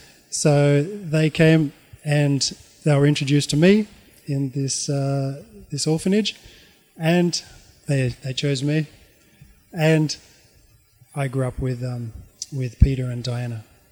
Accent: Auckland, New Zealand; born there; I was born in 1972 in Auckland.

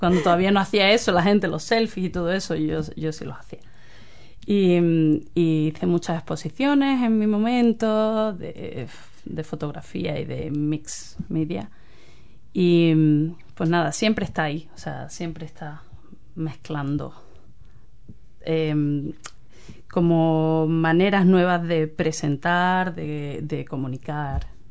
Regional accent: Cádiz, Andalusia, Spain; moved away as an adult; also born or lived in London; now in New Zealand; yo soy de Cádiz.

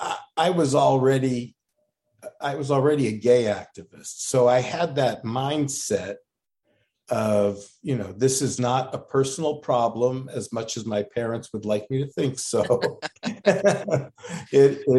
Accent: Los Angeles, California, United States; moved away as an adult; also born or lived in Santa Barbara, California / San Diego, California / Columbia, Missouri / North Dakota; now in Oakland, United States; I grew up in Los Angeles and I went to a lot of diet doctors

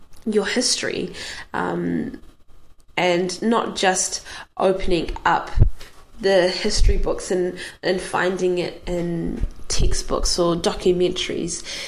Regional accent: New Zealand; growing up in New Zealand

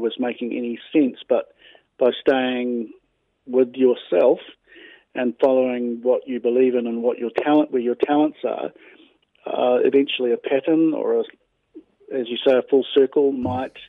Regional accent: Wellington, New Zealand; moved away; also born or lived in Australia / Melbourne; I was born in Wellington, but I lived in Australia for a long time

